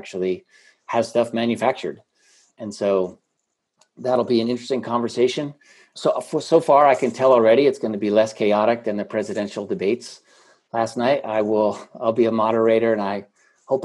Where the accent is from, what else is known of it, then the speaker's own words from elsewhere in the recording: Rahway, New Jersey, United States; also born or lived in Roselle, New Jersey; I grew up in Union County as well, Rahway and Roselle